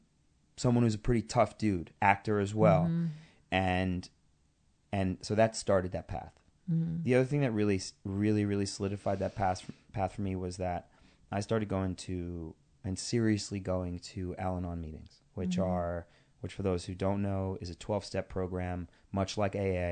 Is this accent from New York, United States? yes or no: yes; Queens, New York, United States; I am a kid from Queens.